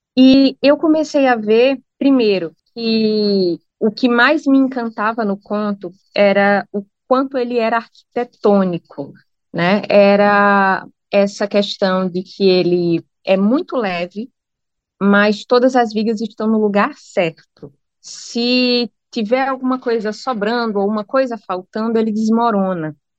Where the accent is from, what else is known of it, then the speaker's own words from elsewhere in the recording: Brazil; also born or lived in Norwich; como brasileira que ganha em real